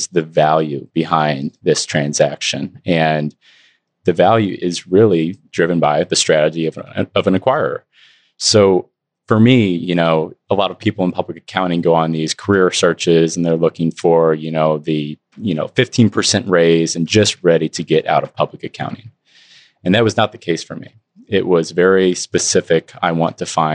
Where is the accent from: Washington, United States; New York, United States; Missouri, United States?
Missouri, United States; Eastern; born and raised in Eastern Missouri